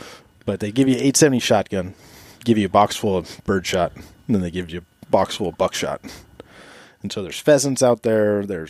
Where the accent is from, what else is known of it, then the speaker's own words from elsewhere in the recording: Washington, United States; moved away as an adult; also born or lived in South Korea; now in Alaska, United States; originally from Washington. Military. The last, 12 years now. So just been kind of traveling around.